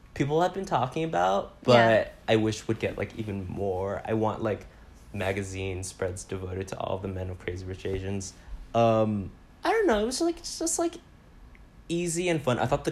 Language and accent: English; United States; even as an American